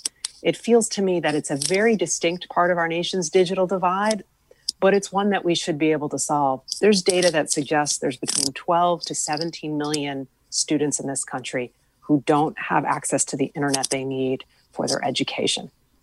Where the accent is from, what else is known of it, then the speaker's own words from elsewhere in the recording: West Hartford, Connecticut, United States; when I was growing up in West Hartford, if I needed to do my nightly schoolwork, I needed paper, a pencil, and my brother leaving me alone.